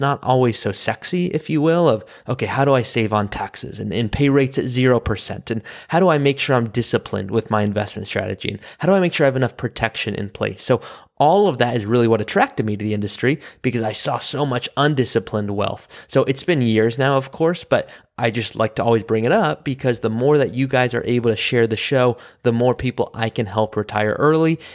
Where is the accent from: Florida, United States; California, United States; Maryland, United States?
California, United States; Malibu; I grew up in Malibu, California, around wealth